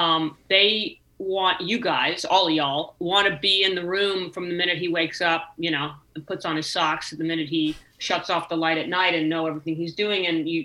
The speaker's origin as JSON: {"language": "English", "region": "California", "country": "United States", "said": "I was young. I was 31. I was the first woman, and I was from California, right?"}